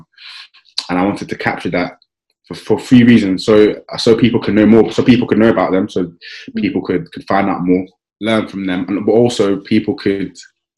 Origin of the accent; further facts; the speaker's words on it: London, United Kingdom; I grew up in South East London, around Kennington and Woolworth